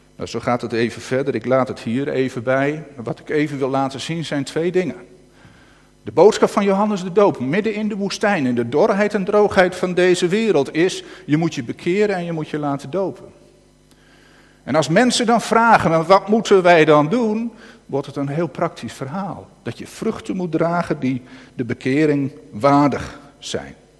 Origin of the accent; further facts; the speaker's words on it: North Holland, Netherlands; accent: Noord-Hollands; Ik begin echt Noord-Hollands te gaat lezen, weet je, echt Noord-Hollands eh, te praten